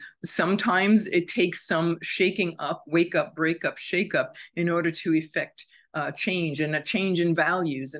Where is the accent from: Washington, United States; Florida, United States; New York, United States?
New York, United States; as a New Yorker